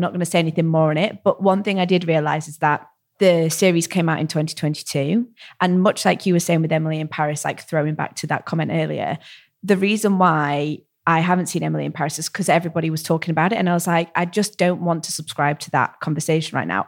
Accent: United Kingdom; as a British

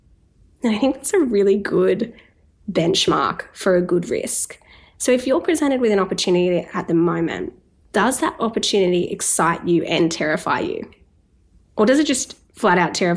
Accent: Newcastle, New South Wales, Australia; moved away; I was in Newcastle, my hometown

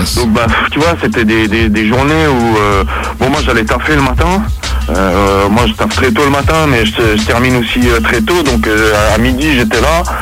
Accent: Geneva, Switzerland; nous on est de Genève

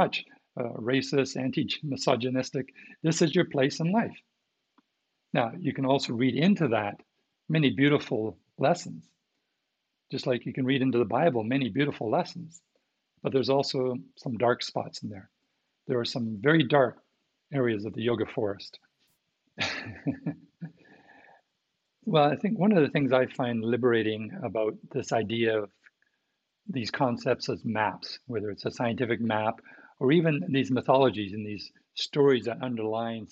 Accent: Canada; from what I remember from being taught in Canadian schools

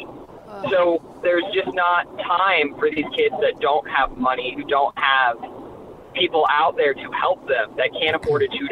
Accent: Tampa, Florida, United States; I'm originally from Tampa. Like, my area code is Tampa

